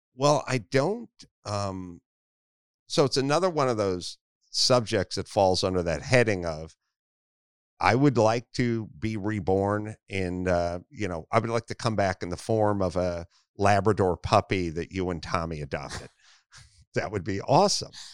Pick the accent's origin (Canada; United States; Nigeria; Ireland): United States; Los Angeles, California; I grew up in North Hollywood